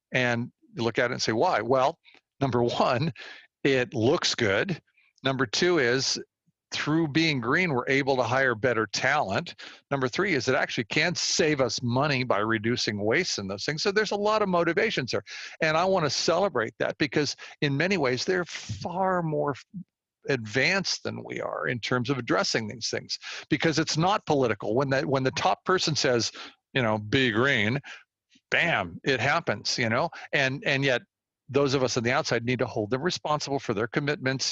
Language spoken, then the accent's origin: English; Walnut Creek, California, United States; I grew up in this area. I grew up in Walnut Creek. I've been here all my life